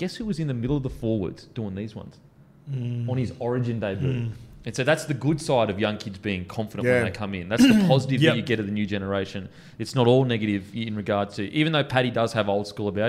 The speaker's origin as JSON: {"language": "English", "country": "Australia", "said": "How proud should we be as Aussies that the oldest culture in the world, we get to share the land with it?"}